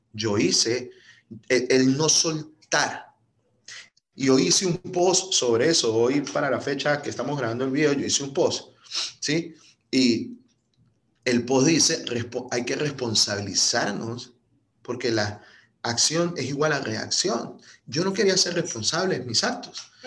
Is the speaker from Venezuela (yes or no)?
yes; Venezuela; moved away as an adult; now in United States; Yo, yo, yo vengo de Venezuela, este, emigré hace, ya cumplo en septiembre seis años